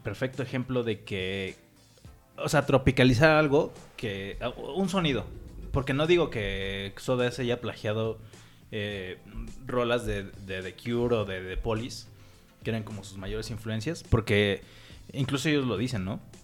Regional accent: Mexico; somos mexicanos

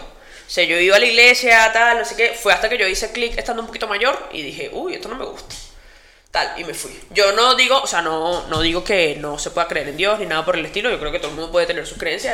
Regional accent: Venezuela; moved away as an adult; now in Spain; cuando salí de Venezuela

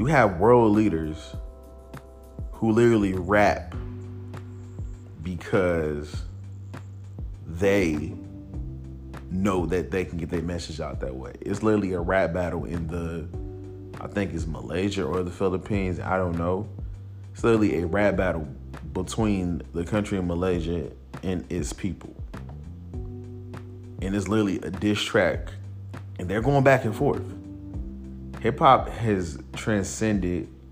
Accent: Chicago, Illinois, United States; growing up in Chicago, it was a very different time

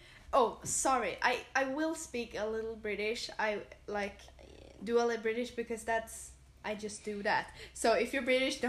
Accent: Sweden; English is a second language; We're from Sweden

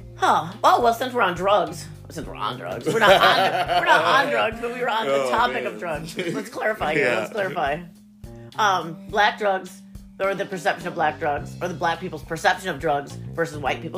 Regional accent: Western New York, United States; moved away; also born or lived in South Florida; I came from Western New York with not even seeing black people or anything

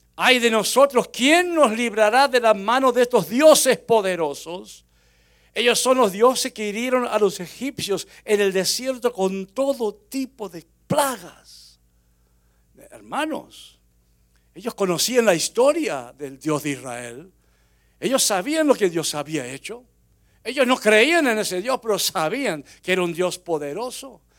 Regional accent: Unquillo, Córdoba, Argentina; moved away; also born or lived in Florida; mi pueblo Unquillo, allá en Córdoba, Argentina

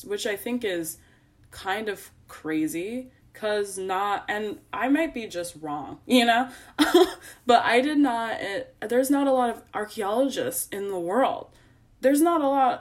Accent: Chicago, Illinois, United States; I'm from Chicago

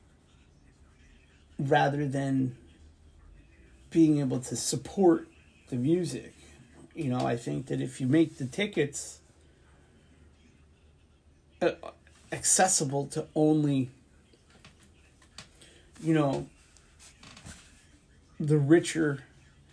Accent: Bridgeport, Connecticut, United States; Here in my hometown Bridgeport

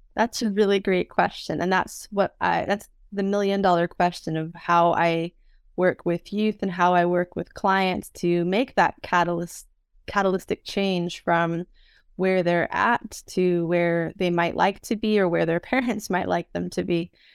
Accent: San Francisco, California, United States; moved away as an adult; also born or lived in Spain / United Kingdom; I am a native of San Francisco, and I grew up sailing in San Francisco Bay as as a young woman

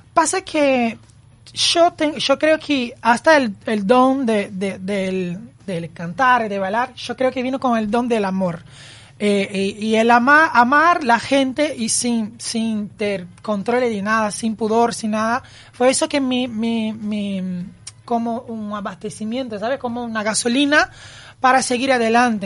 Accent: Campinas, São Paulo, Brazil; Spanish is a second language; moved away as an adult; now in Uruguay; Yo nací en Campinas, que es una ciudad de San Pablo, ah, y me vino a Uruguay en buscar un sueño

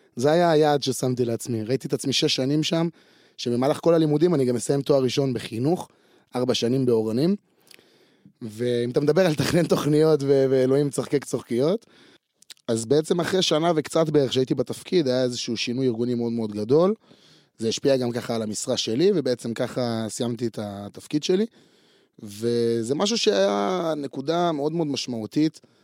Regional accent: Afula, Northern District, Israel; אני נולדתי אה, בעפולה, בצפון

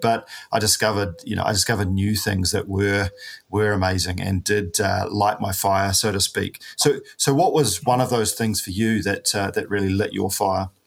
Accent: New Zealand; a paraplegic from New Zealand

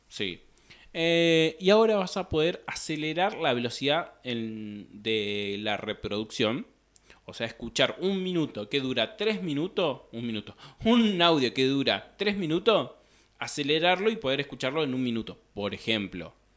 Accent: Pico Truncado, Santa Cruz, Argentina; nosotros somos de Pico Truncado, Santa Cruz, de una ciudad que está al, al norte de la provincia de Santa Cruz

